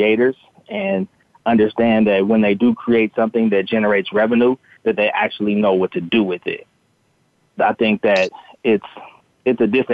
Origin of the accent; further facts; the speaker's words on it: Los Angeles, California, United States; growing up in Los Angeles